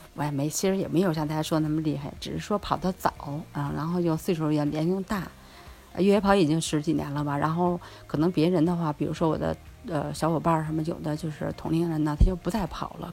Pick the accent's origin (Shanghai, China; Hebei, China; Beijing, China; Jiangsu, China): Beijing, China; also born or lived in Nankou; now in Changping, China; 自己从小在山里长大